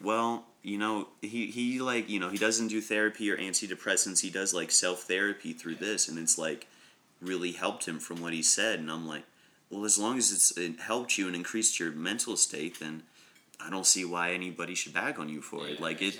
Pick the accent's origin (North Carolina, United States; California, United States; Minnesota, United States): North Carolina, United States; Shelby; moved away; also born or lived in Philadelphia; in Shelby, in my hometown, like there's a church, three churches.